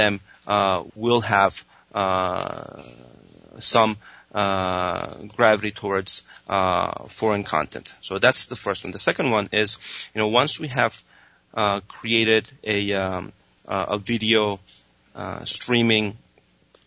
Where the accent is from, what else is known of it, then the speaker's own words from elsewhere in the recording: Spain; now in United States; I was raised in Spain, and you know, my parents still live there. I moved there when I was 2 years old